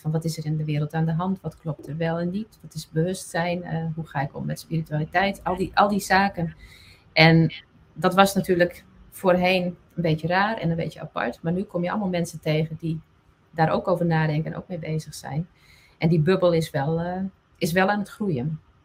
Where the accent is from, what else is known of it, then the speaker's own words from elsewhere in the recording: Friesland, Netherlands; first language West Frisian; Dutch is a second language; Fries is mijn moedertaal.